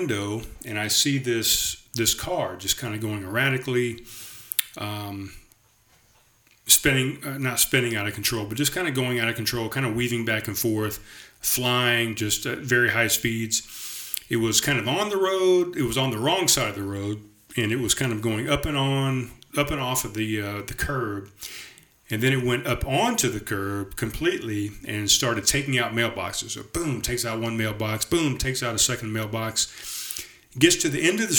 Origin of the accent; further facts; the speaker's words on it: North Charleston, South Carolina, United States; moved away as an adult; also born or lived in Summerville, South Carolina; I definitely recognize this road as the road, North Haven Drive, that I grew up on in Pepper Hill